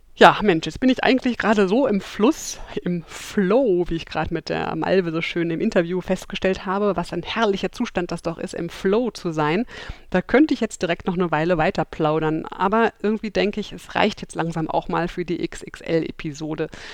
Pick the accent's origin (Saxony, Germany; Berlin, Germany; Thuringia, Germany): Berlin, Germany; heute melde ich mich live aus Kreuzberg, aus meiner Heimat Berlin